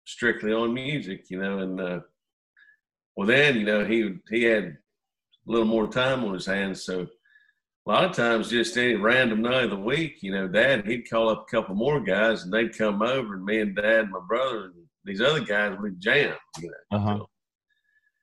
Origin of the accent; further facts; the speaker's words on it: South Central Pennsylvania, United States; we grew up in South Central Pennsylvania